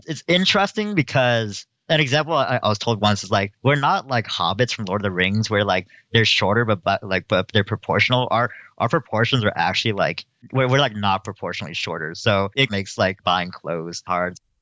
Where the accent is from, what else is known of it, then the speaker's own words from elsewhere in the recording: Stockton, California, United States; now in Berkeley, United States; I grew up in the city of Stockton, California